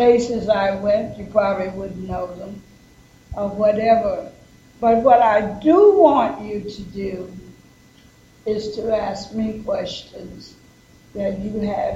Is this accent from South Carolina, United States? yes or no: yes; South Carolina, United States; moved away; also born or lived in Washington, D.C.; I was born in South Carolina